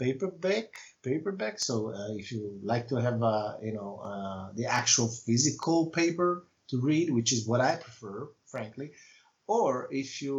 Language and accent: English; Italy; first language Italian; English is a second language; moved away; my native language is Italian